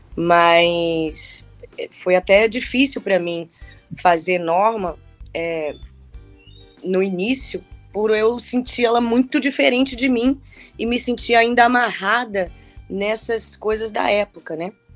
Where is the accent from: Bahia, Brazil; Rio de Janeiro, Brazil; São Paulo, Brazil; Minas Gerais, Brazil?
Bahia, Brazil; Salvador; moved away as an adult; Lá em Salvador, eu sou da Bahia, né? Morei lá até os meus 24 anos.